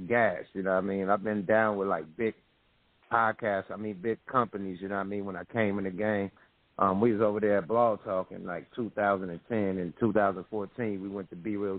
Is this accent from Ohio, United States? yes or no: no; Oakland, California, United States; I'm from the Ville, man, East Oakland